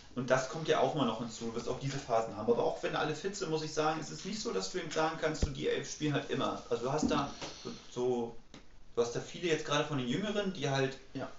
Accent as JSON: {"language": "German", "region": "Mecklenburg-Vorpommern", "country": "Germany", "said": "dadurch, dass ich halt aus Mecklenburg-Vorpommern komme, bin ich ja so zwangsweise Hansa ah. Rostock-Fan"}